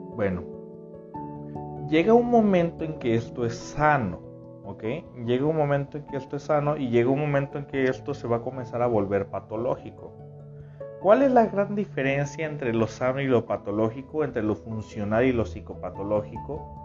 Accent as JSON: {"language": "Spanish", "town": "Tepic", "region": "Nayarit", "country": "Mexico", "said": "Yo también soy de aquí, de Tepic"}